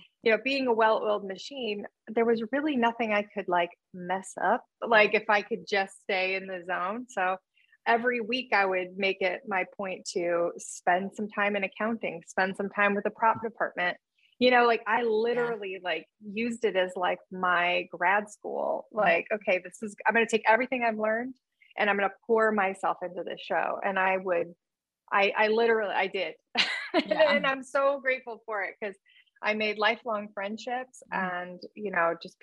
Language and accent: English; Churubusco, Indiana, United States; moved away as an adult; also born or lived in Toronto, Canada; now in Los Angeles, United States; I'm from Cherubusco, Indiana, which is Turtle Town, USA